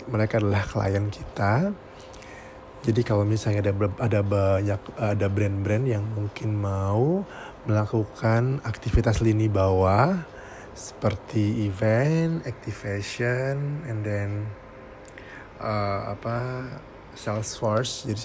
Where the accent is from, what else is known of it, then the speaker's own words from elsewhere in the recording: Surabaya, East Java, Indonesia; Hmm, saya dari Surabaya.